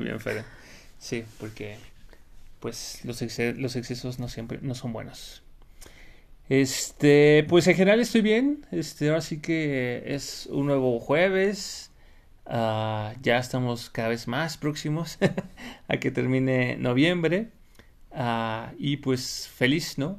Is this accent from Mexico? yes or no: yes; Mexico; Un pavo o guajolote, ¿no? Como le decimos en México